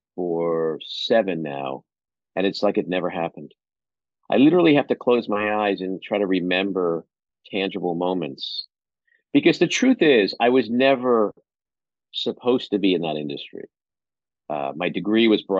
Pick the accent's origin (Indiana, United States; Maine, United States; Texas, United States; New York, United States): New York, United States; New York City; I grew up in Far Rockaway, Queens, literally a stone's throw from the beach.